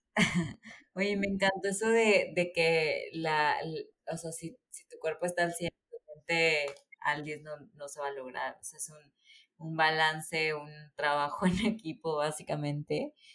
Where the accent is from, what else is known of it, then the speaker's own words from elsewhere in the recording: Córdoba, Veracruz, Mexico; yo soy de Córdoba